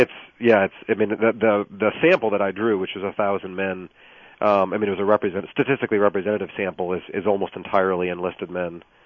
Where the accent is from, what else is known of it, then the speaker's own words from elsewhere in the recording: outside Lansing, Michigan, United States; moved away as an adult; also born or lived in Virginia; now in Florida, United States; I grew up in uh, outside Lansing.